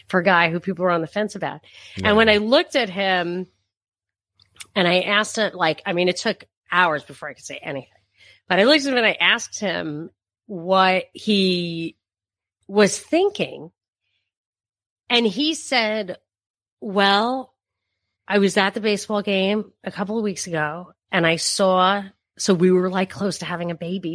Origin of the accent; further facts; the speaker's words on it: New York, United States; moved away as an adult; also born or lived in Texas; we're from New York.